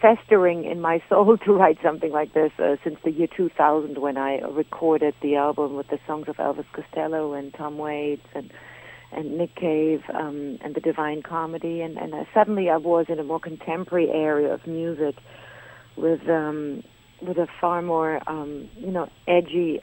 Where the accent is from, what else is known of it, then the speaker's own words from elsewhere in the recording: Germany; moved away as an adult; also born or lived in Berlin, Germany / London, United Kingdom / Paris, France; now in New York, United States; I'm a German. But really, today, what I am is a New Yorker